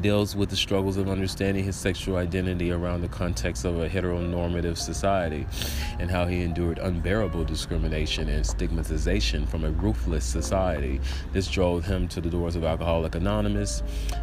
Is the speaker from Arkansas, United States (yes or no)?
yes; Little Rock, Arkansas, United States; moved away as an adult; also born or lived in Baton Rouge, Louisiana; now in Georgia, United States; I was raised in Little Rock, Arkansas